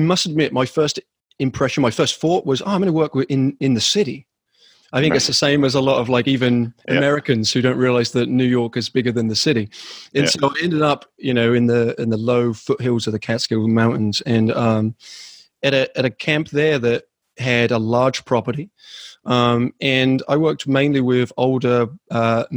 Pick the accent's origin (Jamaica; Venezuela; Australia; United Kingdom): United Kingdom; England; moved away; also born or lived in Vermont; In England, that's where I'm originally from. That's what the sound is.